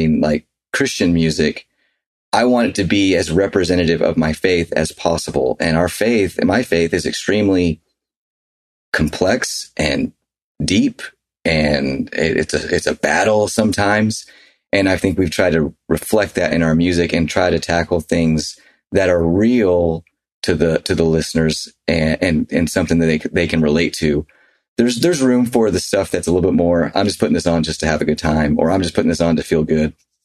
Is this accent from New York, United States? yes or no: no; Nashville, Tennessee, United States; now in Utah, United States; we grew up in Nashville where, you know, it was just different than Utah for sure, which is where we live now